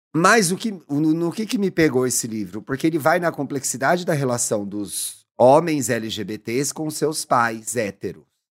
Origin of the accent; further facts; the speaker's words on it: São Paulo, Brazil; eu sou águia de São Paulo